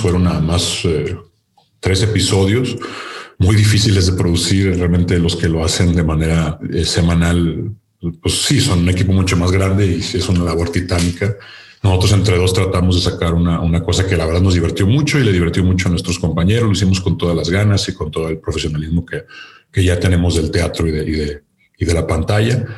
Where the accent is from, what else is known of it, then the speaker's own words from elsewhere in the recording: Nuevo León, Mexico; de Nuevo León, de donde soy oriundo